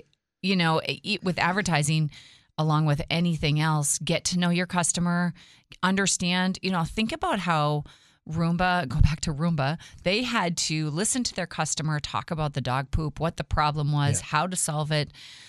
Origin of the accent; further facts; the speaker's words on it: North Dakota, United States; I come from the North Dakota nice you know, area, and that's just who I am.